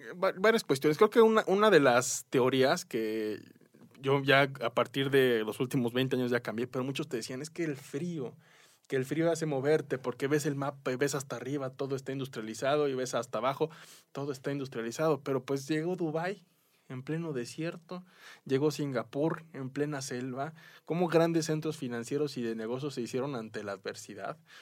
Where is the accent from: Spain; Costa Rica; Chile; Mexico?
Mexico; como mexicanos, como latinoamericanos